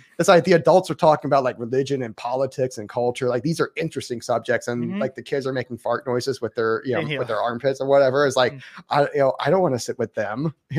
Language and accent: English; the South, United States; accent: southern; Like she loves it when I talk with my southern accent.